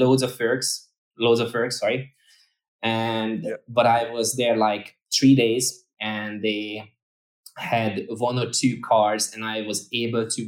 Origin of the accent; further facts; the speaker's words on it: Hungary; moved away as an adult; also born or lived in Ireland; I lived in Ireland for almost 5 years, and we just moved back to Hungary where I'm originally from